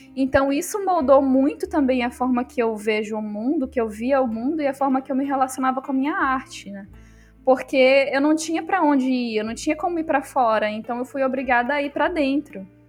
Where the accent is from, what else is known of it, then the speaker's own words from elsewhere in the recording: Volta Redonda, Rio de Janeiro, Brazil; eu cresci em Volta Redonda, no Rio de Janeiro, na periferia